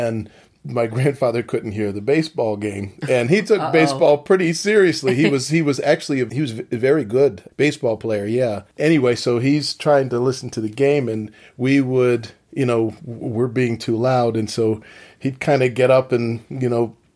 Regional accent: Philadelphia, Pennsylvania, United States; I was born in Philadelphia

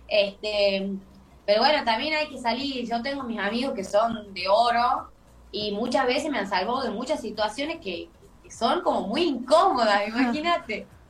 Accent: Tucumán, Argentina; soy una eh, conocida local, porque soy de Tucumán

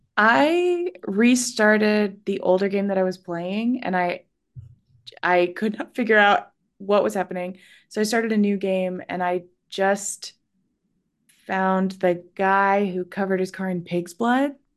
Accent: Central Valley, Northern California, United States; I'm from Northern California, the Lake

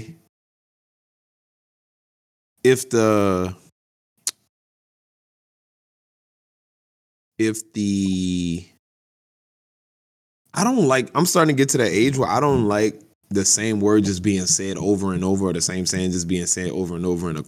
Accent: New Orleans, Louisiana, United States; I'm from New Orleans.

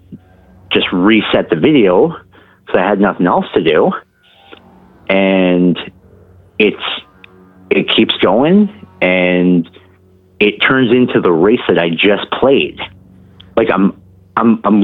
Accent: Ontario, Canada; I'm from Ontario, Canada

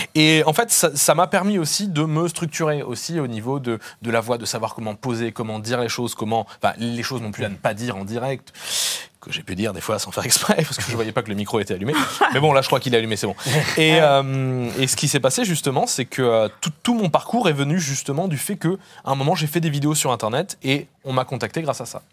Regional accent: Réunion; moved away; je suis originaire de, de La Réunion

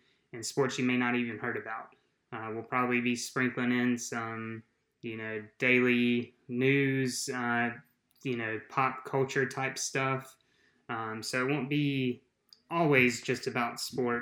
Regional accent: South Georgia, United States; I'm from South Georgia

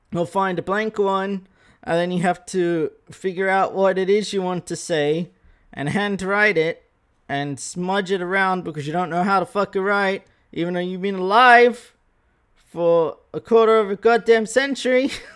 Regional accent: Australia; accent: Australian; Wide-ass Australian voice

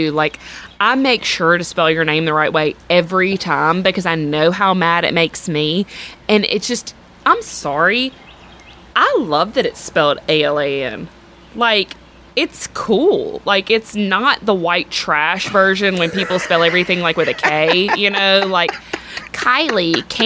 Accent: Mobile, Alabama, United States; I'm from Mobile, Alabama.

